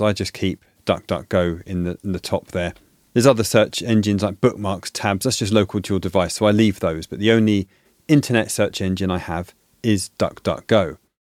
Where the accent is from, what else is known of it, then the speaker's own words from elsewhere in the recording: United Kingdom; moved away; In the U K, where I'm originally from, as you can tell from my accent